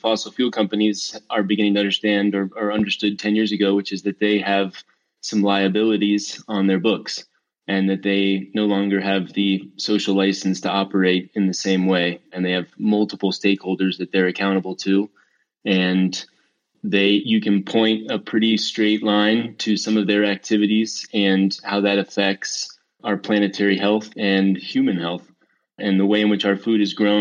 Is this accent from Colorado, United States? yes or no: yes; Denver, Colorado, United States; also born or lived in San Diego; I was born and raised in Denver.